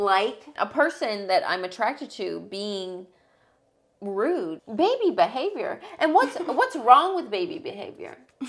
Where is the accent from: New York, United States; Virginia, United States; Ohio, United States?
Ohio, United States; I'm from Ohio and pop is pop.